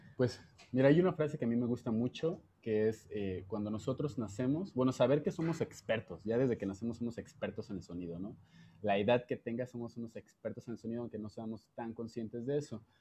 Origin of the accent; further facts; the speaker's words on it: Jalisco, Mexico; now in Mexico City, Mexico; yo soy de Jalisco